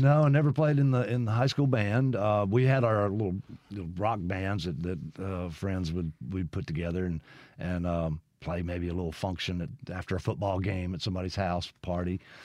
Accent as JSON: {"language": "English", "town": "Brandon", "region": "Mississippi", "country": "United States", "tie": "born or raised there", "also_born_or_lived": "Lexington, Kentucky / Nashville / Los Angeles", "said": "my family moved back here when I was three months old. So I basically grew up in Brandon"}